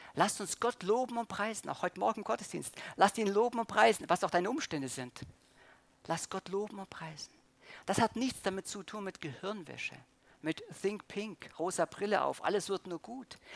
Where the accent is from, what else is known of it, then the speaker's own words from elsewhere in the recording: Germany; als Deutscher